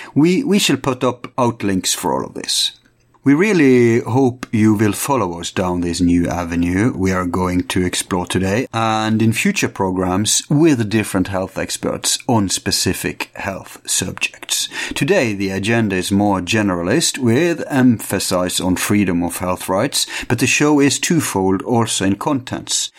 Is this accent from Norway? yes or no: yes; Norway; Our problem in Norway is the oil, and we we are different from Sweden, Denmark, Finland, and uh, Iceland